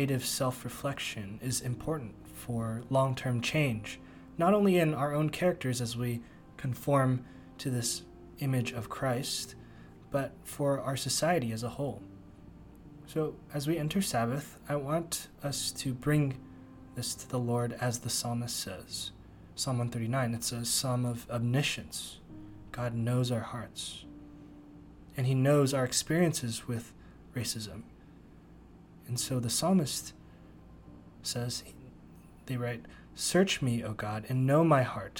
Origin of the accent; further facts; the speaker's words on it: Bay Area, California, United States; moved away; also born or lived in Princeton, New Jersey; I grew up in the Bay Area